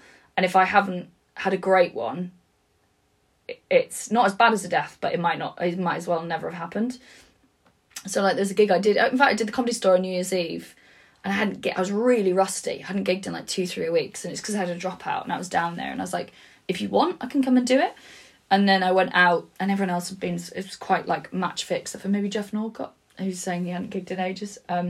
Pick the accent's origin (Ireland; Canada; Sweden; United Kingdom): United Kingdom; Wales; I used to just say like I'm Welsh. It was like sort of my opening thing